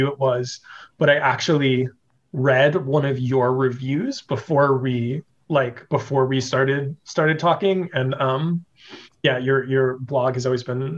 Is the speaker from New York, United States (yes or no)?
no; Las Vegas, Nevada, United States; also born or lived in Kansas / Missouri / New Orleans; I grew up here in Las Vegas